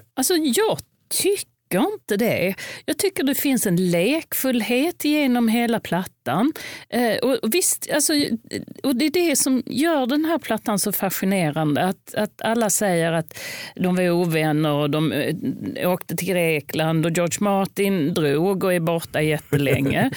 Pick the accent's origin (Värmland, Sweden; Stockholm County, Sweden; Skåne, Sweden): Skåne, Sweden; Lund; jag är uppvuxen i Lund